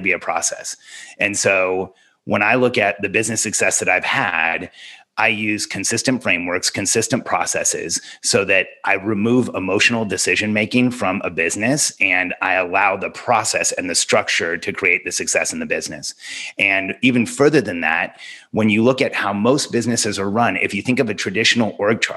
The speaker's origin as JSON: {"language": "English", "region": "Southern California", "country": "United States", "tie": "born or raised there", "also_born_or_lived": "Mexico City, Mexico"}